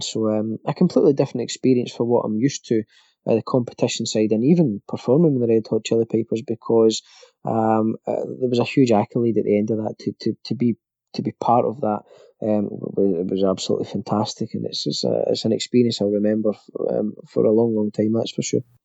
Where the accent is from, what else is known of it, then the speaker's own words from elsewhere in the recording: Scotland, United Kingdom; guys like myself being Scottish